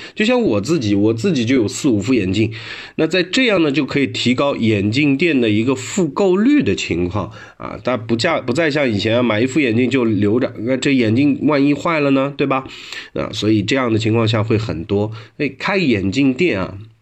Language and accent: Chinese; China; 我们中国人